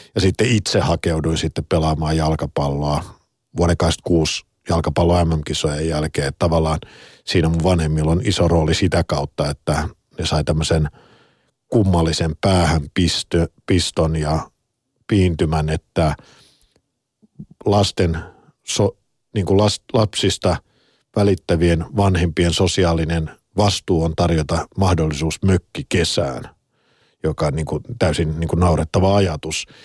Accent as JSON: {"language": "Finnish", "town": "Helsinki", "region": "Uusimaa", "country": "Finland", "tie": "born or raised there", "said": "olen täällä Pasila studiosta, mä oon to, kotoisin tuosta noin 300 metrin päästä"}